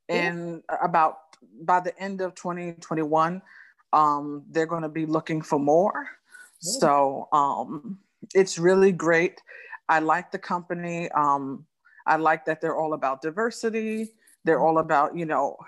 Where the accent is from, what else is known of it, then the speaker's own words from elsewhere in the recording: New York City, New York, United States; I'm born and raised in Brooklyn, New York, where I currently reside.